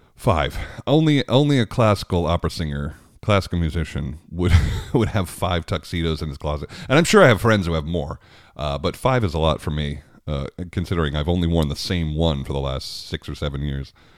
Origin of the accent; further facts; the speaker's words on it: Long Island, New York, United States; I grew up on Long Island